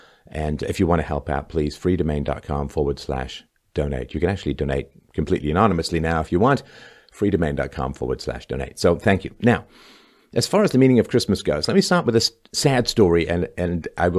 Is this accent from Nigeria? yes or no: no; England, United Kingdom; now in Canada; And when I first came to Canada in 1977, I came from England, where I'd seen little light frosting dustings of snow